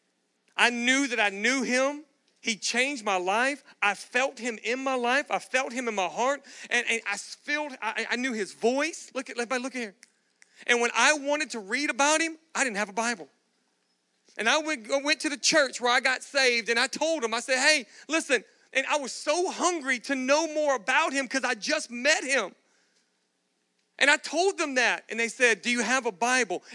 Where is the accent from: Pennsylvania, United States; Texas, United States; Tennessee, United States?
Texas, United States; Galveston; now in Austin, United States; I grew up in Galveston, Texas.